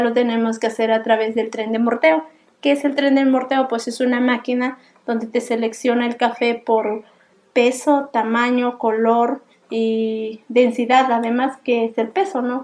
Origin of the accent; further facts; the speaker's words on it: Putla, Oaxaca, Mexico; soy de Zaragoza y Tundujía, Putla, Oaxaca. Bueno, yo nací en la zona cafetalera